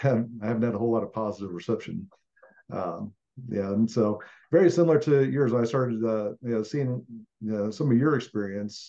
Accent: Phoenix, Arizona, United States; moved away as an adult; now in Colorado, United States; I was kind of born and raised in West Phoenix, so that's kind of where I kind of hail from

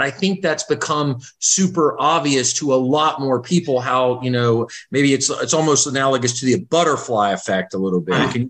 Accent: Florida, United States; I'm from Florida, born in Florida, Florida native, as far as you can go back.

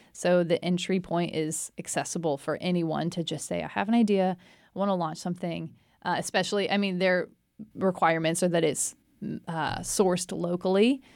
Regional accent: China Spring, Texas, United States; moved away as an adult; also born or lived in New York City; now in Waco, United States; I grew up in China Spring and then graduated high school in two thousand eight from China Spring

